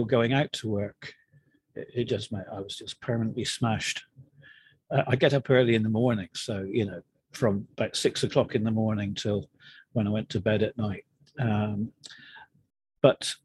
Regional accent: between Plymouth and Bristol, South West England, United Kingdom; moved away as an adult; now in New Jersey, United States; My home was based between Plymouth, if you know it, and Bristol

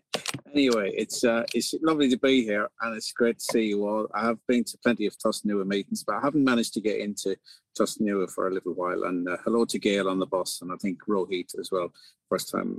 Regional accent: County Leitrim, Connacht, Ireland; moved away as an adult; also born or lived in East of England; now in England, United Kingdom; I'm from the north of the county, a lovely little village.

